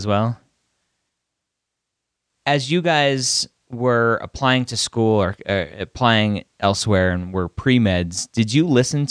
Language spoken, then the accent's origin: English; Redondo Beach, California, United States; I'm from Redondo Beach, so not too far away.